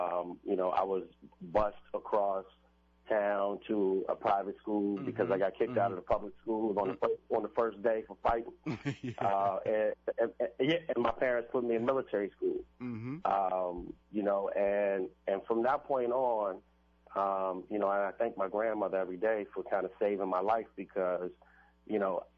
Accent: Washington, District of Columbia, United States; So for me, originally I'm from Washington, D.C. I grew up in Northeast D.C. In a place called Langston Terrace. We were at one point where the murder capital of the world.

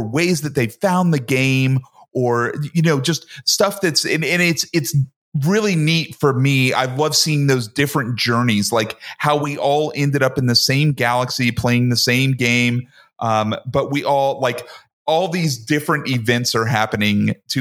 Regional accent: Georgia, United States; I grew up in Georgia, which is southern U.S.

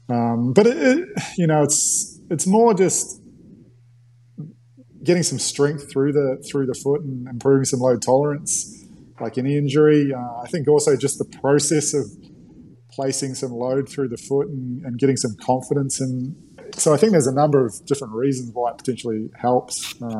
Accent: New Zealand; accent: mix of Australian and New Zealand; now in Australia; my accent's uh, sort of like a mix now between an Aussie and a Kiwi, probably even more Aussie. I've been here for

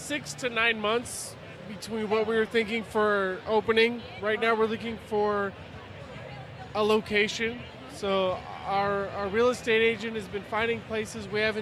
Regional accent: Indianapolis, Indiana, United States; moved away; I'm from Indy.

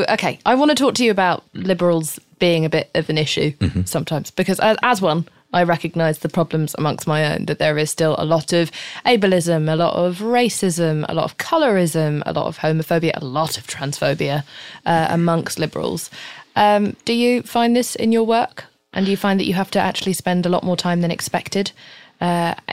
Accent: United Kingdom; I'm British.

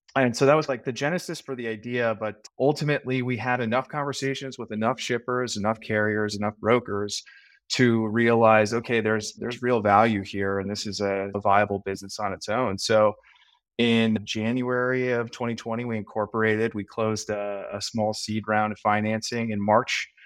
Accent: Chicago, Illinois, United States; moved away as an adult; also born or lived in Ohio / San Francisco; I am a uh, native Chicagoan, uh, born and raised

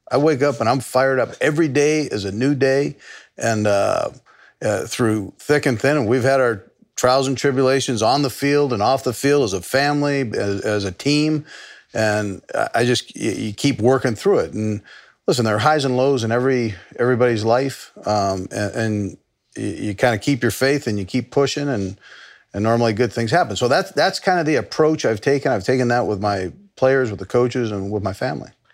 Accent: Los Angeles, California, United States; moved away as an adult; that was a great upbringing, uh, where I grew up in Los Angeles

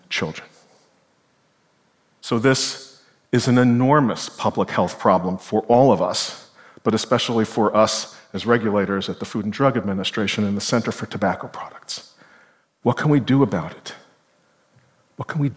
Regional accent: New York City, New York, United States; I was a kid growing up in Brooklyn, New York

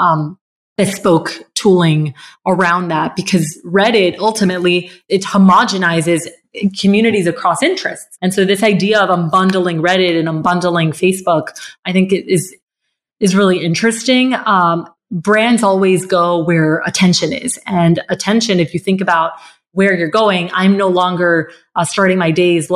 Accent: Bogotá, Colombia; I grew up in Colombia, in Bogota

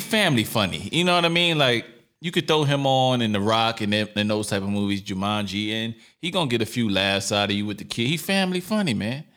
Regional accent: New York City, New York, United States; moved away; also born or lived in California; I'm from New York City, Brooklyn, to be exact, Lower East Side as well

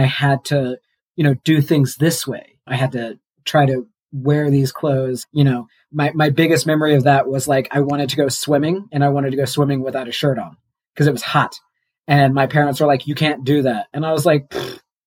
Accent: Missouri, United States; moved away as an adult; now in New Mexico, United States; I'm from Missouri. I moved to New Mexico

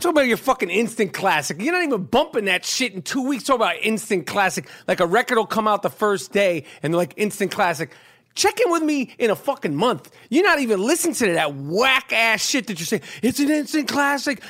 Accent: New York City, New York, United States; I grew up on the Upper East Side of Manhattan

